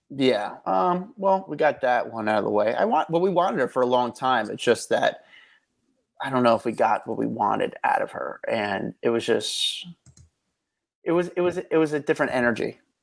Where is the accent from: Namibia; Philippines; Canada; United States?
United States; New Jersey; I'm from Jersey